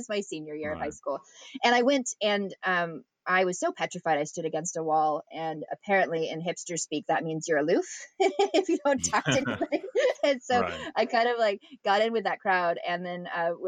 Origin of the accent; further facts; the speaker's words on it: Redding, California, United States; also born or lived in Long Beach; I grew up in Redding